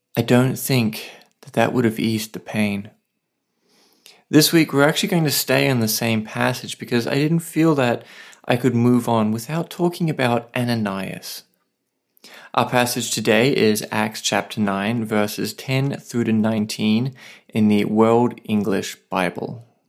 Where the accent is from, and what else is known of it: Australia; now in Saipan, Northern Mariana Islands